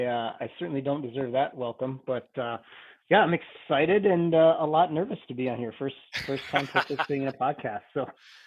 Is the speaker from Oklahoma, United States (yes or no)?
no; South Dakota side of the Big Sioux River, United States; also born or lived in Northwest Iowa; a South Dakota area code of 605 and an Iowa address, and grew up on the South Dakota side of the Big Sioux River.